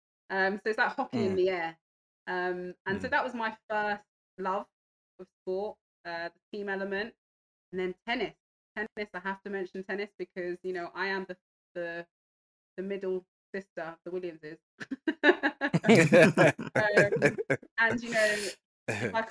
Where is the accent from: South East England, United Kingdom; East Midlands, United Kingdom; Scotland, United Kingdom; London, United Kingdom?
London, United Kingdom; also born or lived in Hertfordshire; I grew up in Northwest London, Stonebridge Park, single parent home